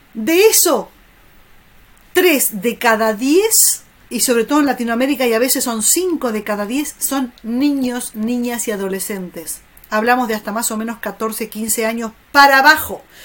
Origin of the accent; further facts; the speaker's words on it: Argentina; como argentina